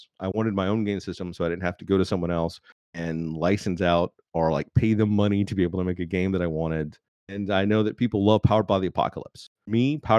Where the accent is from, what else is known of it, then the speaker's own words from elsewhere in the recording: Alabama, United States; growing up in Alabama, I didn't have much money